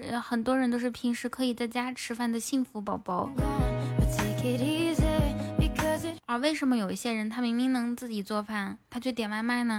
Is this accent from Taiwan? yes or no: no; Northeast China, China; now in Hangzhou, China; 要是在我们老家的话，我们老家县城的房子哈，也就。两三千，好一点的三四千。我的家在东北松花江上，松花江上呢哈。